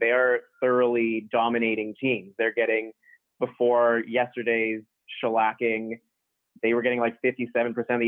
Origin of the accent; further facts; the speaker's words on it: Toronto, Ontario, Canada; I'm from Toronto.